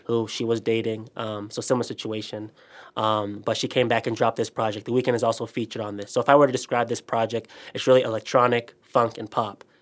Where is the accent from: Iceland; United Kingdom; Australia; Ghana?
Ghana; moved away; Ghana, my hometown